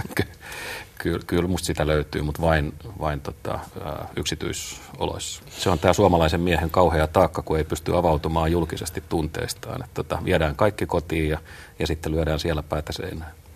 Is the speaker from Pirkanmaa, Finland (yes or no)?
yes; Tampere, Pirkanmaa, Finland; mun kotikaupunkini Tampere, joka on maailman suurikokoisin kylä